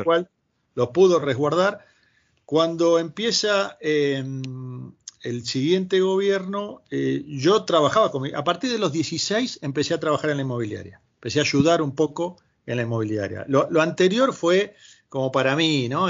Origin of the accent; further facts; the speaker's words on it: Gregorio de Laferrere, Buenos Aires Province, Argentina; moved away as an adult; also born or lived in Brazil; now in Madrid, Spain; yo soy oriundo del primer cordón del conurbano bonaerense, Gregorio de la Ferrer